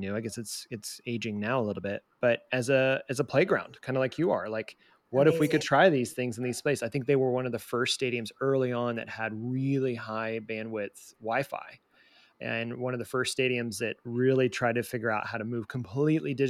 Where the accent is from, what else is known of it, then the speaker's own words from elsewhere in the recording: Southeast, United States; now in Kansas City, United States; I was born in the Southeast